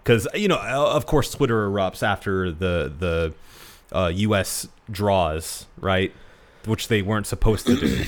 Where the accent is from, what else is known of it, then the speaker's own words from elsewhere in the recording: United States; as an American